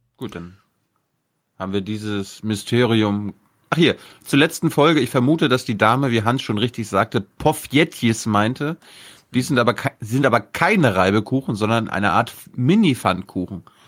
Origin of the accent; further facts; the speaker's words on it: East Germany, Germany; wir kommen ja aus dem Osten